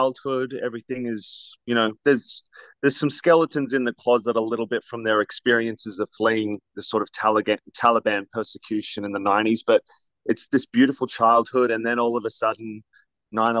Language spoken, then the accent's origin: English; Australia; moved away; I have a bit of an accent. I'm originally from Australia.